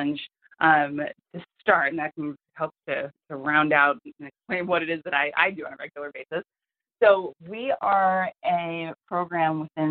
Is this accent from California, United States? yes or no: no; outside New York City, United States; I grew up outside New York City, where a lot of the people in my town were commuting into New York